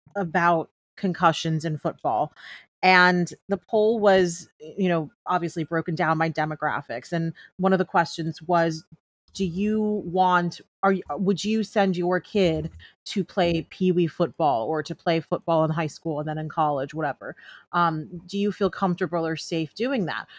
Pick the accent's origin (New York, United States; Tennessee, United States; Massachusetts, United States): New York, United States; moved away as an adult; now in Los Angeles, United States; I'm born and raised in New York, and I had been living in L A for the last year